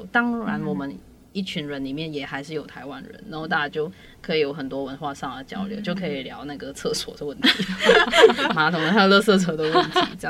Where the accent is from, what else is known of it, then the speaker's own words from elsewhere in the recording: Malaysia; moved away as an adult; also born or lived in Hualien, Taiwan; now in Taiwan; 我也是马来西亚人